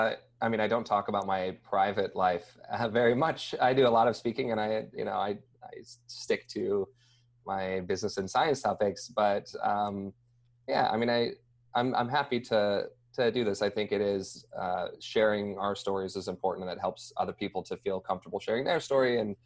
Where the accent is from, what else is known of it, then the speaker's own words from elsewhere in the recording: Idaho, United States; also born or lived in Logan, Utah / Texas; We moved from Utah to Texas to Idaho, and then spent most of my life in Idaho.